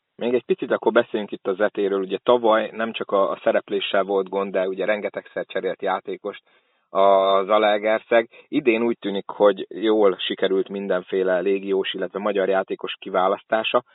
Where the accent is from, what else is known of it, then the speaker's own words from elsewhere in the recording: Szolnok, Jász-Nagykun-Szolnok, Hungary; mint szolnoki